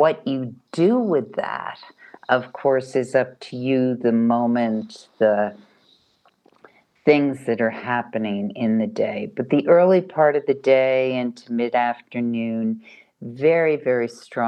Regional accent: New York, United States; moved away; being a New Yorker is a special day. Even though I don't live in New York anymore

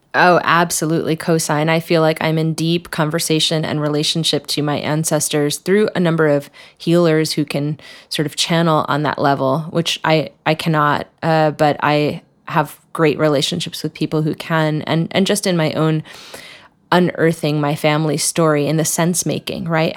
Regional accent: New Jersey, United States; I come from a small town in New Jersey, right outside New York City

